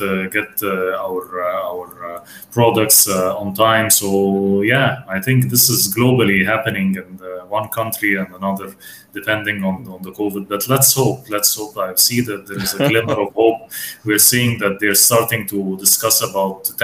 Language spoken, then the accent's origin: English; Egypt; we are both from Egypt